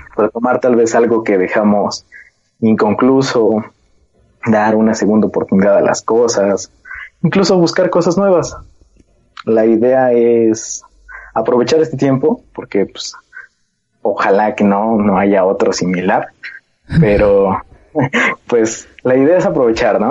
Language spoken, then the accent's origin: Spanish; Mexico; como mexicanos somos un poco rebeldes